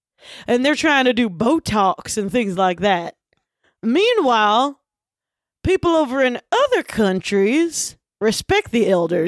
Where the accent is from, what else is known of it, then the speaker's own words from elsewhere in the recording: Butcher Holler, Kentucky, United States; And we're, you know, we grew up in Kentucky. Actually, Butcher Holler, which is where, of course, … is from.